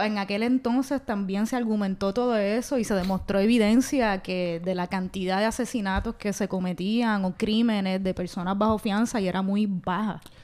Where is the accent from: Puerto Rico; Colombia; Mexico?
Puerto Rico; Bayamón; soy de Bayamón